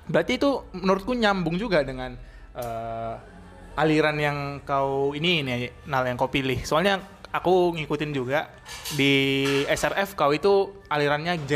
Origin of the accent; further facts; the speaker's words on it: North Sumatra, Indonesia; kita kan orang Batak nggak seru hmm. juga kalau aku nggak bahas lagu-lagu Batakmu ya kan.